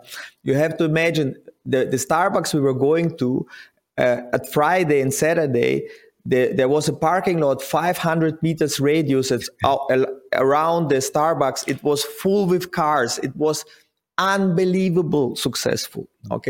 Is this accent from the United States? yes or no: no; Kaktirek, Kazakhstan; moved away; Okay, so I was born in Kazakhstan and grew up in a small village in Kazakhstan called Kaktirek.